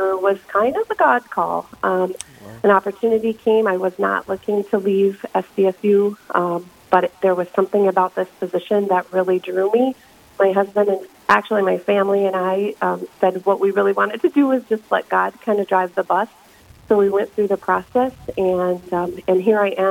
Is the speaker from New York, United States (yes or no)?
no; Minneapolis, Minnesota, United States; moved away as an adult; also born or lived in Kansas / Brookings, South Dakota; now in Yankton, United States; I grew up in Minneapolis, Minnesota